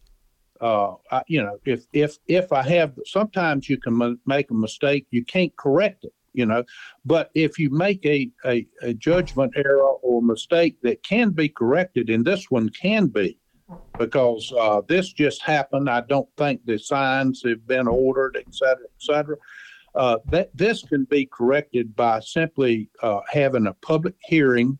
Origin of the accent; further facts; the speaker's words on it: Craven County, North Carolina, United States; I am from Craven County.